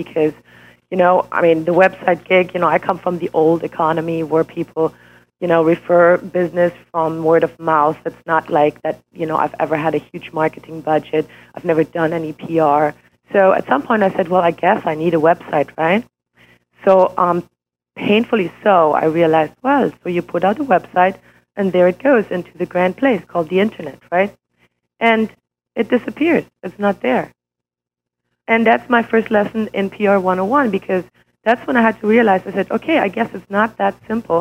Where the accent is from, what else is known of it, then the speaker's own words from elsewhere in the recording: Switzerland; English is a second language; moved away as an adult; also born or lived in Germany; now in United States; I was born in Germany and raised and educated in Switzerland